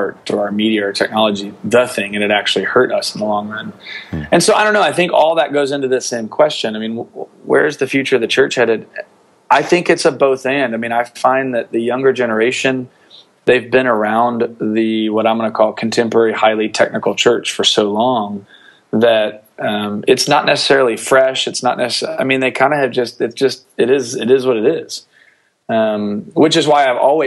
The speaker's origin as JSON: {"language": "English", "town": "Atlanta", "region": "Georgia", "country": "United States", "tie": "born or raised there", "said": "I grew up in Atlanta, so I grew up in the heartbeat of North Point Community Church"}